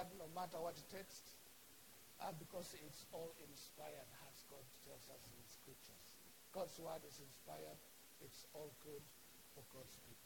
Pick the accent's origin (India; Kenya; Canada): Kenya; accent: Kenyan; moved away as an adult; now in United States; I am Kenyan, and so my accent is going to be Kenyan.